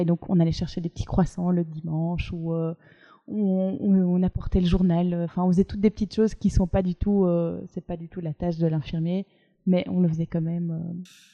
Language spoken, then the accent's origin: French; Brussels, Brussels-Capital Region, Belgium; je suis bruxelloise